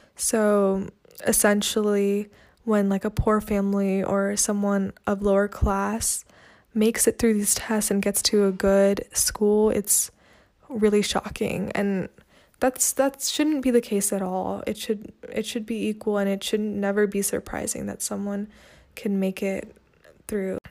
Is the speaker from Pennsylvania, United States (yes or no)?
no; California, United States; also born or lived in Chennai, India; I'm from California, but my parents are from India